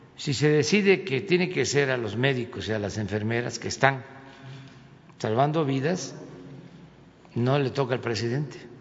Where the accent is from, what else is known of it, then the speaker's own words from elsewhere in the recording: Tepetitán, Tabasco, Mexico; soy de Tepetitán, Macuspana, Tabasco